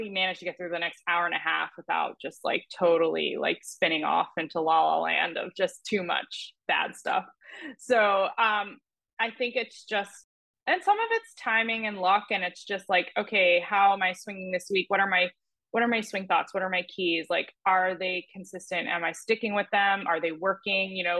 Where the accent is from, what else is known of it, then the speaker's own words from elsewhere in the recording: New Jersey, United States; Growing up in New Jersey and playing junior golf